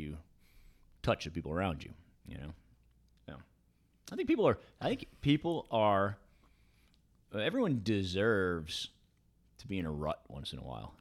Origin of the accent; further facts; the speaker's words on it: New York, United States; I grew up in New York, bit of a cynical town